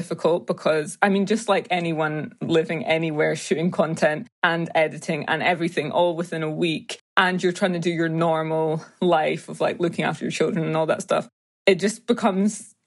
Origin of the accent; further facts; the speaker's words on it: Edinburgh, Scotland, United Kingdom; also born or lived in Ghana; I was born and raised in Edinburgh in Scotland